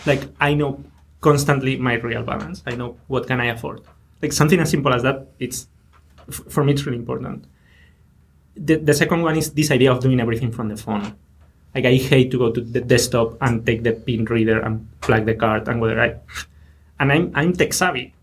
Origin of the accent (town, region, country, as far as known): Spain; moved away